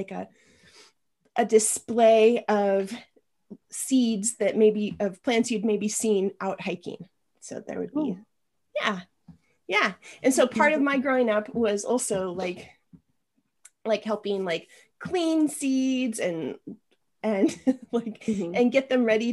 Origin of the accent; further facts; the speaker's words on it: Spokane, Washington, United States; moved away as an adult; also born or lived in Iowa; now in Santa Cruz, United States; I grew up in Eastern Washington, near Spokane, right outside of Spokane